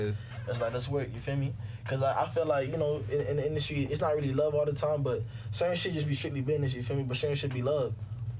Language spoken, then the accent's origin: English; Jamaica; I'm Jamaican. I'm damn near Haitian. My stepdad who raised me is Haitian.